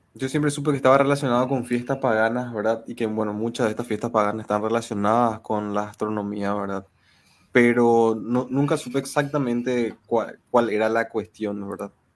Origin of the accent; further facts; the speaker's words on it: Paraguay; somos de Paraguay, todos de diferentes localidades de Paraguay.